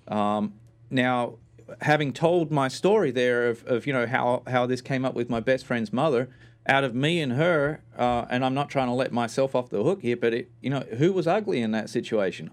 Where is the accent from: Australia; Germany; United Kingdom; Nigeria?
Australia; moved away; spent most of my life growing up in Australia